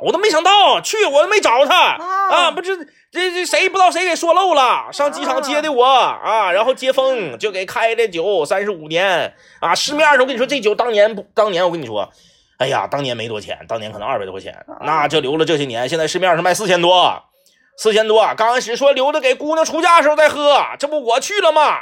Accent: Liaoning, China; moved away; 我们辽宁老家

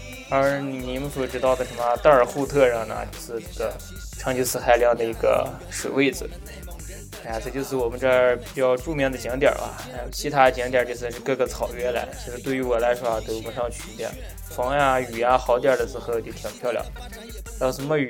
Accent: Ordos, Inner Mongolia, China; 我呀，我就说道说道我的家乡鄂尔多斯伊克昭嘛。

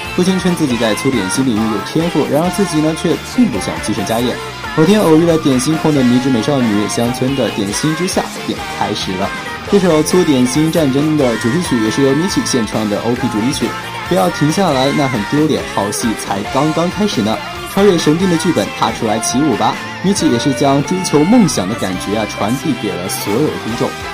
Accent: China; 我们中国人的观念

